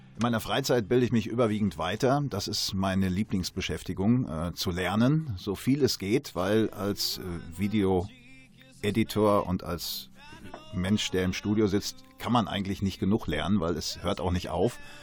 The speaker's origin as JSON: {"language": "German", "area": "Sauerland", "region": "North Rhine-Westphalia", "country": "Germany", "said": "bei uns im Sauerland"}